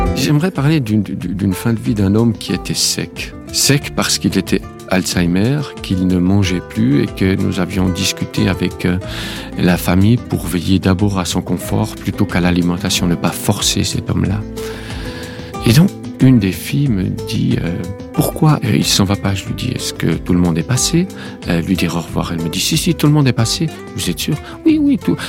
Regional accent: Switzerland; en Suisse, il y a eu une votation, comme nous disons chez nous

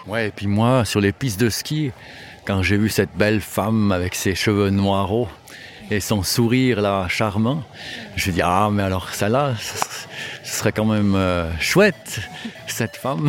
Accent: Valais, Switzerland; first language French; J'ai grandi en Valais, on est dans un milieu catholique

